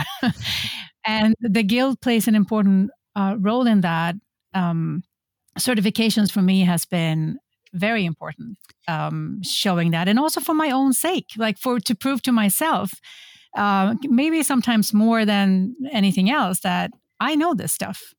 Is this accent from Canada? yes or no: no; Sweden; now in Folsom, United States; I'm originally from Sweden, but I am a very European Californian